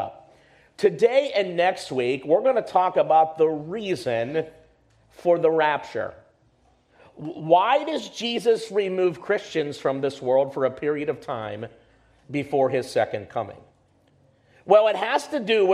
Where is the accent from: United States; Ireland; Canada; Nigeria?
United States; we're Americans, we grew up in the American school system